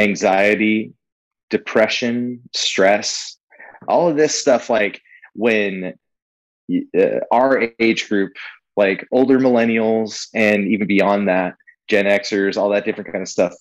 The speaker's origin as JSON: {"language": "English", "region": "California", "country": "United States", "tie": "born or raised there", "moved": "as an adult", "said": "We're both born and raised in California. We moved out here in 2016"}